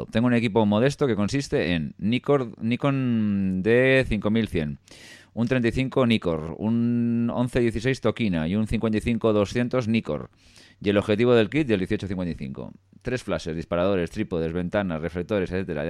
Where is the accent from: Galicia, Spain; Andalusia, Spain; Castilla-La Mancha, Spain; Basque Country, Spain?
Basque Country, Spain; Bilbao; soy de Bilbao.